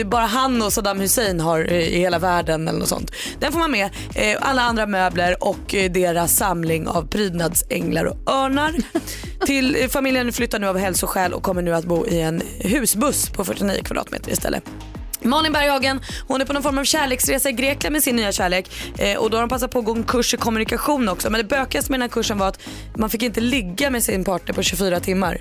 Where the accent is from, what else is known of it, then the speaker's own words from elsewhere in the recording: Tullinge, Stockholm County, Sweden; Tullinge där jag kommer från